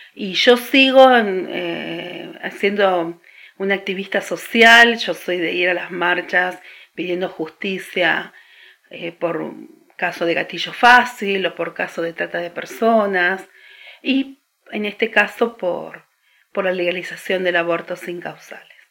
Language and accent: Spanish; Argentina; especialmente en la Argentina, es laico. Entonces, yo soy hija del Estado laico.